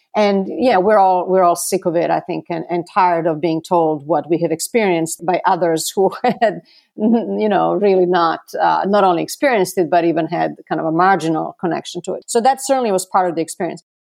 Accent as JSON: {"language": "English", "town": "Belgrade", "country": "Serbia", "tie": "born or raised there", "moved": "yes", "lives_now": "Atlanta, United States", "said": "I was also born in Belgrade in nineteen seventy."}